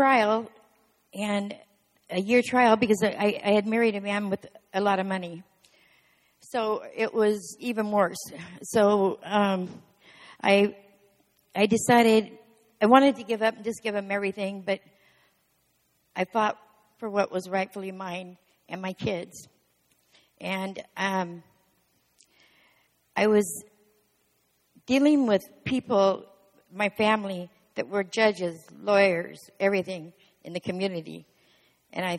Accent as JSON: {"language": "English", "region": "Eastern Oregon", "country": "United States", "tie": "born or raised there", "said": "I grew up in Eastern Oregon"}